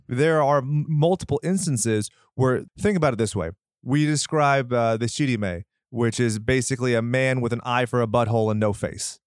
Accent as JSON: {"language": "English", "country": "United States"}